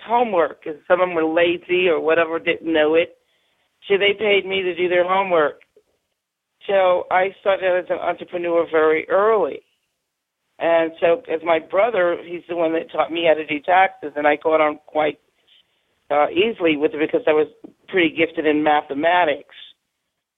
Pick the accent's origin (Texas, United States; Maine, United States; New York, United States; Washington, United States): New York, United States; New York City; I grew up in New York City